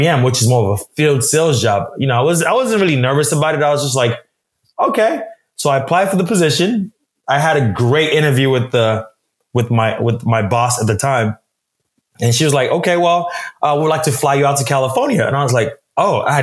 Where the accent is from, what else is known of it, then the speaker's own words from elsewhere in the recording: Nigeria; I'm Nigerian. My parents are Nigerians as well.